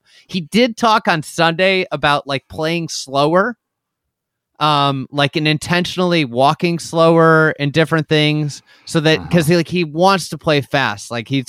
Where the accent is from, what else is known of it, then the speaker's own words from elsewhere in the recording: St. Louis, Missouri, United States; also born or lived in Iowa; I grew up in St. Louis. I grew up in Iowa, kind of a combination. Midwest roots.